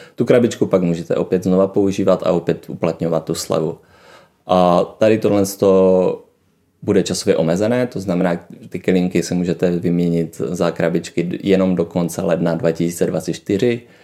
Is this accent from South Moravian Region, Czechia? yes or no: yes; Brno, South Moravian Region, Czechia; moved away; jsem byl z Brna